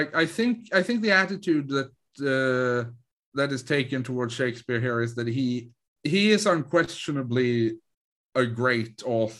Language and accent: English; Sweden; English is a second language; And I am from a town in rural Sweden.